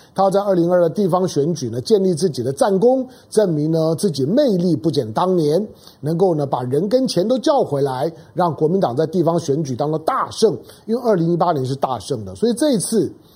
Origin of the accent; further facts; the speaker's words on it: Taiwan; 我身为一个台湾人